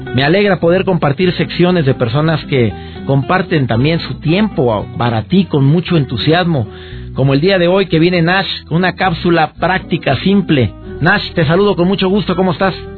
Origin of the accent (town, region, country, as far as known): Mexico